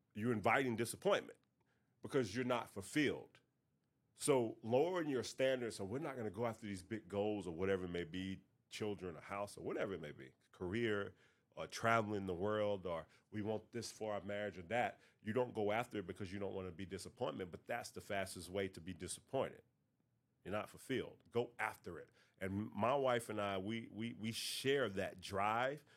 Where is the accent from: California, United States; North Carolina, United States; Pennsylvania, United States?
North Carolina, United States; I'm from North Carolina